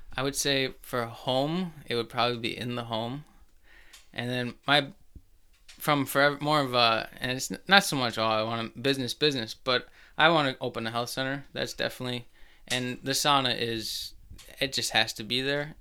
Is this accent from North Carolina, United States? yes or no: no; Plymouth, Minnesota, United States; Grew up in Plymouth.